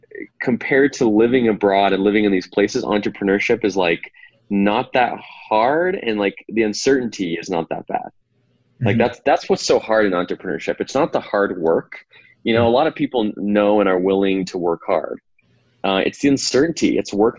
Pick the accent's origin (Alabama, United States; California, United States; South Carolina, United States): California, United States; also born or lived in Eastern Ukraine; I was raised in California